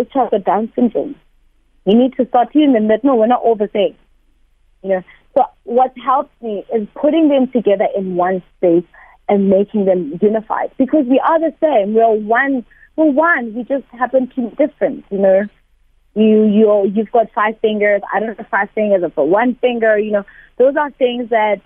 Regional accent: Thokoza, Gauteng, South Africa; in a township. I'm from Togoza

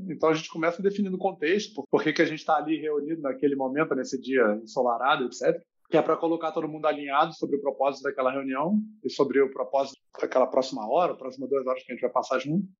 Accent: Rio de Janeiro, Brazil; moved away as an adult; also born or lived in Germany; now in Barcelona, Spain; pelo sotaque, acho que o sotaque entrega um pouco, né? Eu sou do Rio

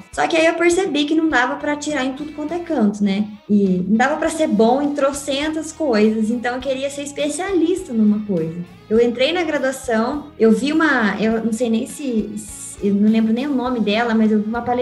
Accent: Londrina, Paraná, Brazil; moved away as an adult; now in Botucatu, Brazil; Eu nasci em Londrina, onde eu estudei, morei a vida inteira, fiz graduação, formei na UEL em agronomia, saindo de lá vim para a Unesp de Botucatu e estou continuando até agora aqui no em Botucatu.

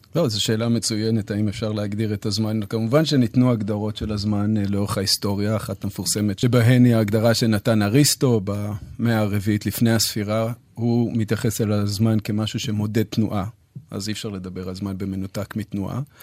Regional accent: Jerusalem, Jerusalem District, Israel; אני מירושלים

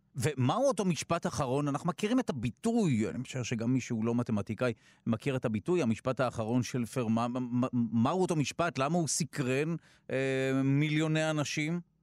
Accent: Netanya, Central District, Israel; לעיר הולדתי נתניה, שם היה קונסרבטוריון

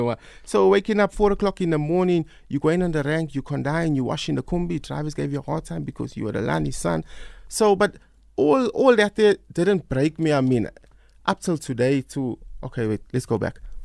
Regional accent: South Africa; growing up in Newlands, I mean, I had a fantastic time there

